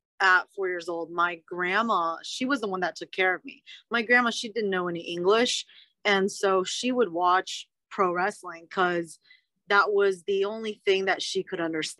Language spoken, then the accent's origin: English; Charlottesville, Virginia, United States; also born or lived in Richmond, Virginia; I'm from Charlottesville, Virginia, originally